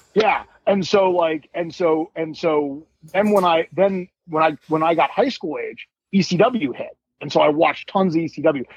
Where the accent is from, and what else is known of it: Bucks County, Pennsylvania, United States; born or raised there; also born or lived in Philadelphia; now in Pittsburgh, United States